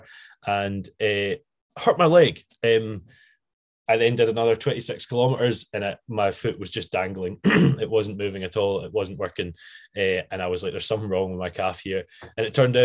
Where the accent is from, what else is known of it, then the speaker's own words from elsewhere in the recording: Arran, Scotland, United Kingdom; I'm from Arran